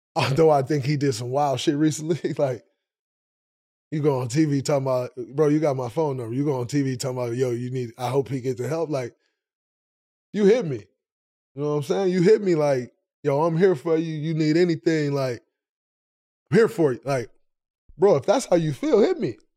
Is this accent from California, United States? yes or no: no; Saginaw, Michigan, United States; I'm from Saginaw